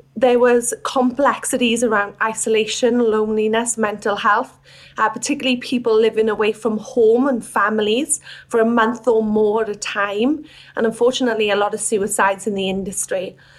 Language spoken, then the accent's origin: English; Wales, United Kingdom; moved away as an adult; now in Australia; I wasn't born in Australia. I'm from Wales. And I came to Australia in 2013